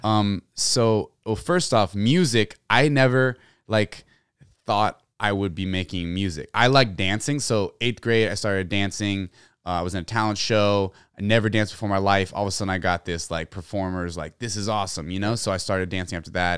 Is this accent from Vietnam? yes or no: no; San Antonio, Texas, United States; I grew up in San Antonio, Texas